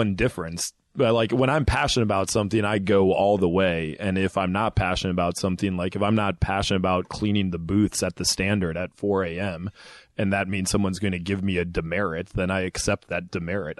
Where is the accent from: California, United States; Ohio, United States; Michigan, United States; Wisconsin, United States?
Michigan, United States; Ann Arbor; moved away as an adult; also born or lived in Indiana; I'm from Michigan originally, Ann Arbor, Michigan